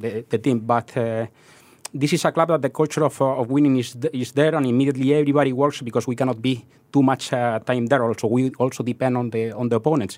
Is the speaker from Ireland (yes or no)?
no; southeast of Spain, Spain; English is a second language; moved away as an adult; also born or lived in Madrid; now in Singapore; I'm not from Madrid. I'm from the southeast of Spain